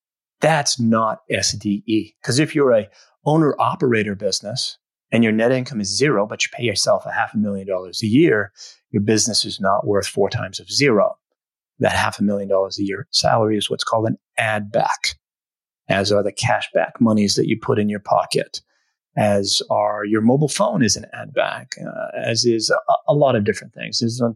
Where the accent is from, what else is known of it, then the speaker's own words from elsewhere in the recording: Northeast, United States; And, you know, I'm from the Northeast as you are